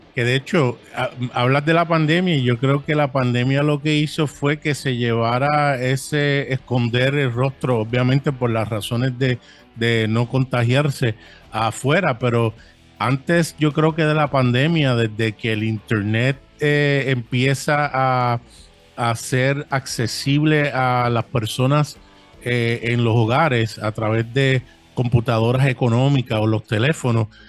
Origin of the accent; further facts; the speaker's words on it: New York City, New York, United States; also born or lived in San Juan, Puerto Rico; now in Bayamón, Puerto Rico; nacido en San Juan, Puerto Rico. Eh, me crié en Brooklyn, New York por muchos años